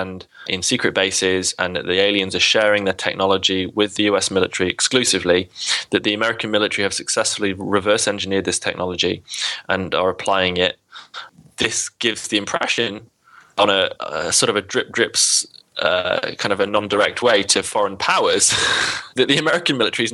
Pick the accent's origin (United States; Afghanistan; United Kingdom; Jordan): United Kingdom; despite being British